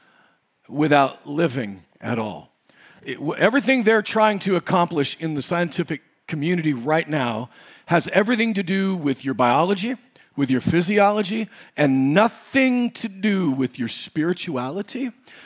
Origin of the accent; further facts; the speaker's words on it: United States; we grew up in the United States of America